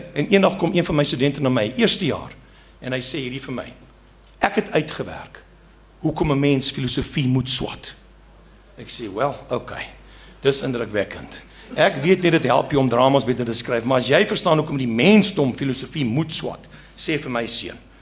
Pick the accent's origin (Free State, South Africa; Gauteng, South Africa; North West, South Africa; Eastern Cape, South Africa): Eastern Cape, South Africa; first language Afrikaans; moved away; ek kom van die Oos-Kaap waar ek groot geword